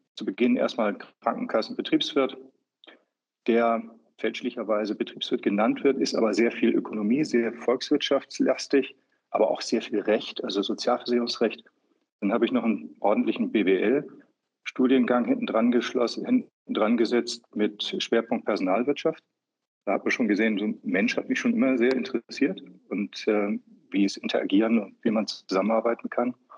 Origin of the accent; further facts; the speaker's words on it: Hamburg, Germany; also born or lived in Upper Austria / Vienna; now in Austria; ich als gebürtiger Hamburger jetzt in Wien sitze